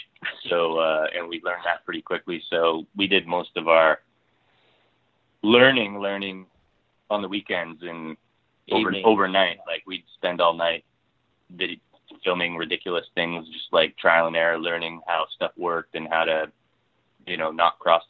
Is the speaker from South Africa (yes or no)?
no; Ontario, Canada; moved away as an adult; now in Vancouver, Canada; I'm from Ontario originally.